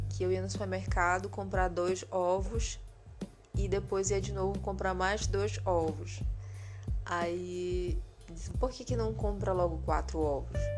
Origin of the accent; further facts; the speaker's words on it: Belém, Pará, Brazil; born there; E lá é, a proximidade deles com o Nordeste é, é maior do que aonde eu moro agora e onde eu nasci, que foi em Belém.